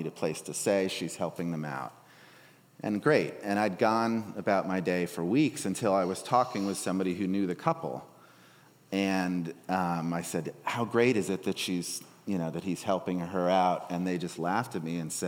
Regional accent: Darien, Connecticut, United States; I'm from Darien, Connecticut, affluent Connecticutville

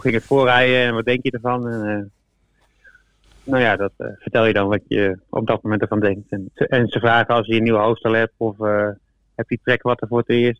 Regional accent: Deventer, Overijssel, Netherlands; moved away; also born or lived in Deurne; ik kom uit Deventer

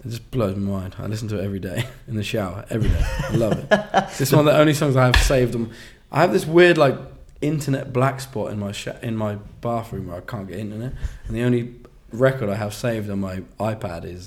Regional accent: East Anglia, East of England, United Kingdom; now in London, United Kingdom; we grew up in East Anglia. Excuse me. But I've lived in London for a long time

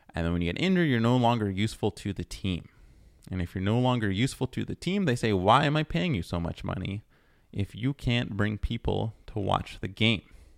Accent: Toronto, Ontario, Canada; now in Montreal, Canada; especially where I live in Montreal, where I was born in Toronto

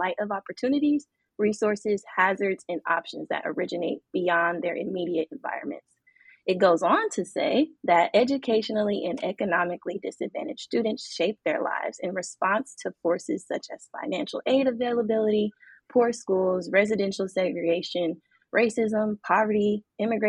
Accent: Kansas City, Missouri, United States; moved away; my hometown of Kansas City, Missouri, the 816

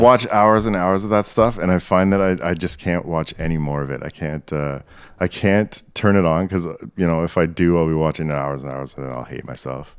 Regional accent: Canada; I identify as Canadian.

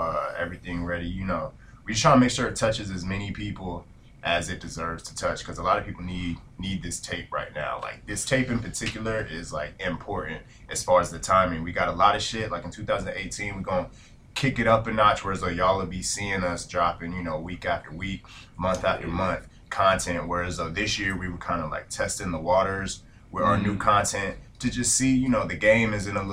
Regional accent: Carolina, United States; moved away as an adult; now in Ottawa, Canada

